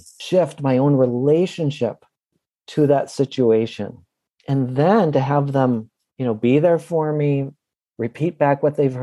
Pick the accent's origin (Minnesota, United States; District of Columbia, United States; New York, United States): Minnesota, United States; Minneapolis; right here in my hometown of Minneapolis